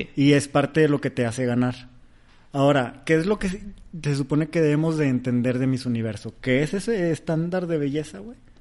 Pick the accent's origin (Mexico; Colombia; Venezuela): Mexico; soy mexicano